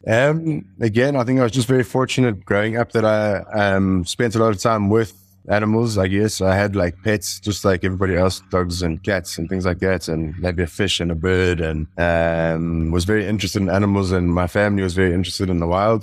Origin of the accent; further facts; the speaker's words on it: Johannesburg, Gauteng, South Africa; I was born in Johannesburg in South Africa, um, and I grew up and went to school, um, sort of like in suburbs near Johannesburg